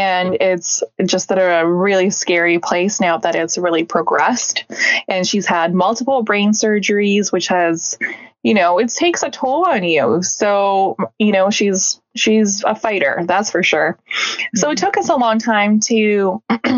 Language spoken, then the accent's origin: English; British Columbia, Canada; also born or lived in Siberia, Russia; we're from Canada